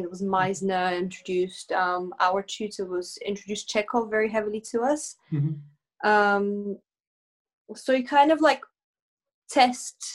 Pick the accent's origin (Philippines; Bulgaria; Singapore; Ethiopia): Bulgaria; now in United Kingdom; I was born in Bulgaria